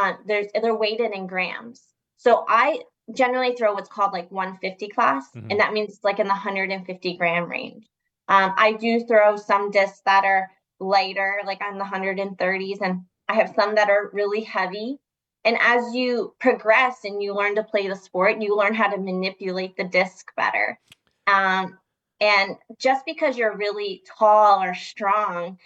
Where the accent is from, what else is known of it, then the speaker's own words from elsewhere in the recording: Reading, Pennsylvania, United States; I'm from Reading, Pennsylvania